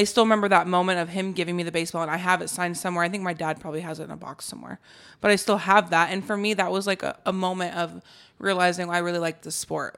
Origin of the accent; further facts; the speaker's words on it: Alaska, United States; moved away; also born or lived in Colorado; I grew up in Alaska